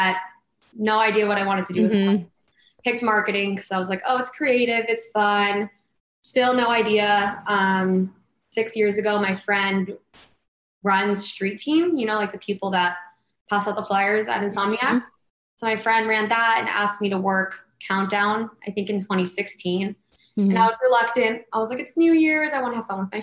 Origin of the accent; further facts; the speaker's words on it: Los Angeles, California, United States; I'm born and raised in Los Angeles